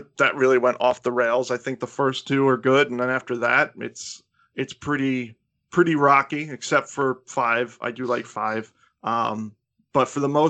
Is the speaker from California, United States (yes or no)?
no; New York, United States; I'm from New York